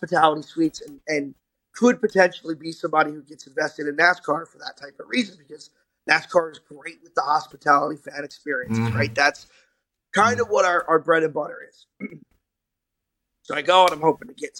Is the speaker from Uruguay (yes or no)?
no; New Jersey, United States; my hometown in New Jersey, and now I'm in Charlotte